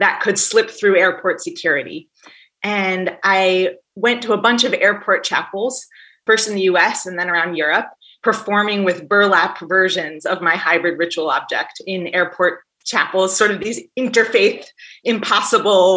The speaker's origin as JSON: {"language": "English", "town": "Poughkeepsie", "region": "New York", "country": "United States", "tie": "born or raised there", "said": "I grew up in Poughkeepsie, New York, and I was in eighth grade when 9/11 happened."}